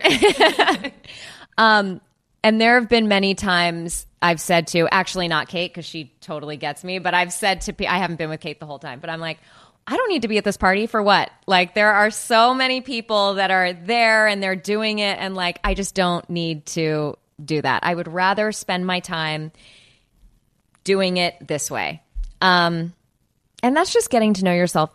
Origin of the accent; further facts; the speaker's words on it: Los Angeles, California, United States; I am from California